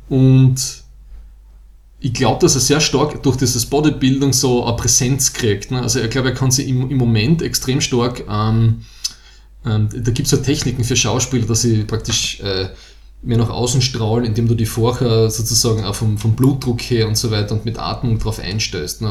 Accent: Styria, Austria; wir kommen aus der Steiermark

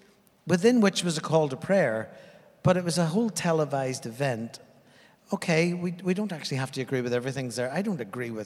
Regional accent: Northern Ireland, United Kingdom; moved away as an adult; also born or lived in Afghanistan; now in New Zealand; I mean, I grew up in Northern Ireland.

